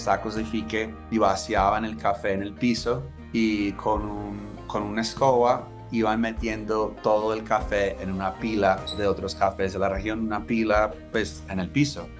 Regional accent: Los Angeles, California, United States; Spanish is a second language; moved away as an adult; also born or lived in New York; Soy de Los Ángeles, ah, crecí queriendo ser escritor

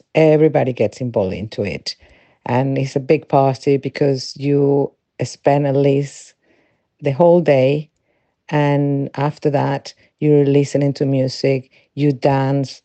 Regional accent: Venezuela; moved away as an adult; now in England, United Kingdom; I'm original from Venezuela, where I was raised and lived until I was 25

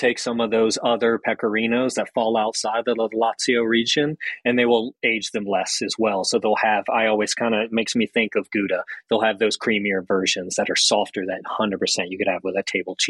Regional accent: the South, United States; I had an Italian grandfather and then my family is Southern. So, you know, growing up in the South, my mom just naturally cooking was her love language, you know?

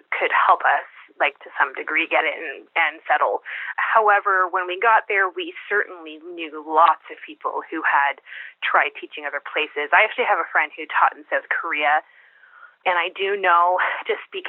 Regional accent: Canada; also born or lived in Kuwait; we're Canadian

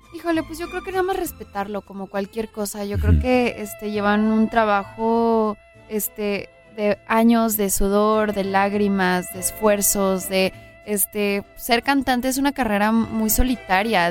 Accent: Los Angeles, California, United States; Yo nací en Los Ángeles, ahí está toda mi familia, ahí está pues todos mis amigos

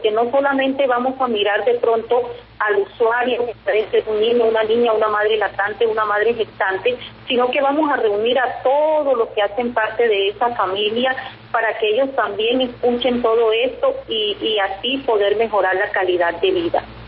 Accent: Cerro de la Teta, La Guajira, Colombia; yo soy del Cerro de la Teta, que está cerca de Huentechi

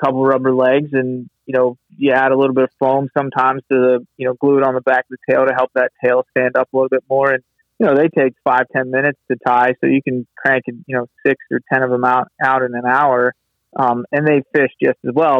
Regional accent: Chesapeake Bay area, United States; growing up on the Chesapeake and being originally being kind of a saltwater guy

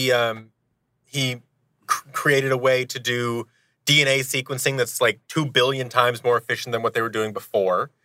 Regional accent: Seattle, Washington, United States; I grew up in Seattle, Washington

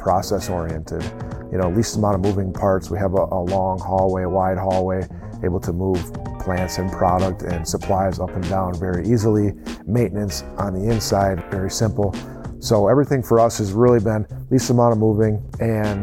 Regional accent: De Pere, Wisconsin, United States; moved away as an adult; also born or lived in Kalamazoo, Michigan / Kalkaska, Michigan; now in Michigan, United States; I grew up in DePere, Wisconsin, which is just a burb of Green Bay

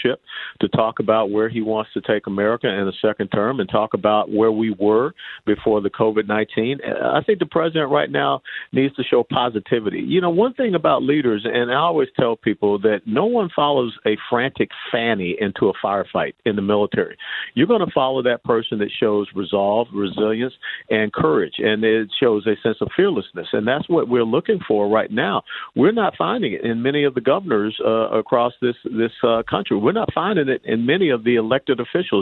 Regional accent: Atlanta, Georgia, United States; I was born and raised in Atlanta

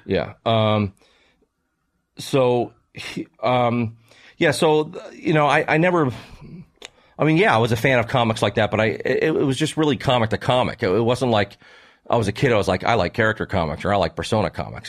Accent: Maryland, United States; I grew up, where I grew up in Maryland

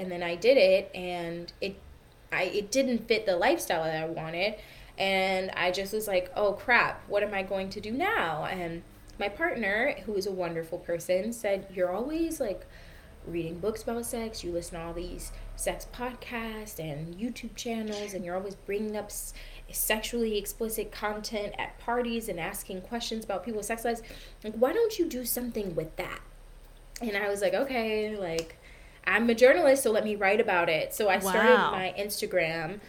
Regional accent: Michigan, United States; I grew up in a really conservative family. I'm from the Midwest. I'm from Michigan in the United States

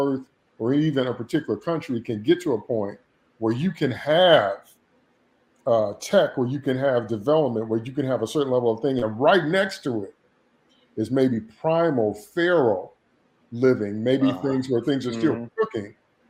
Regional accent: Chicago, Illinois, United States; I'm from Chicago, I'm in Chicago

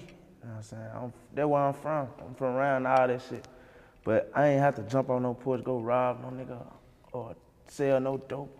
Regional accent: Memphis, Tennessee, United States; I'm from Third Wall.

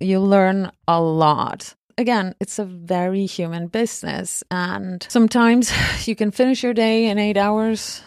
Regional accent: Argentina; moved away; I was born and raised in Argentina

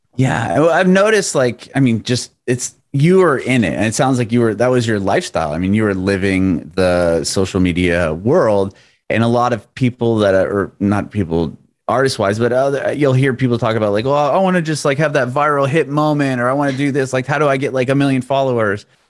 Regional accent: Southern California, United States; also born or lived in San Ramon / Walnut Creek / San Diego; originally from Southern California

